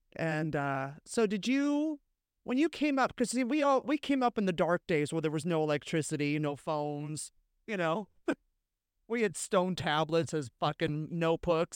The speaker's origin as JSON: {"language": "English", "area": "Bay Area", "region": "California", "country": "United States", "tie": "born or raised there", "also_born_or_lived": "Los Angeles", "moved": "as an adult", "lives_now": "New York, United States", "said": "I was raised in the Bay Area"}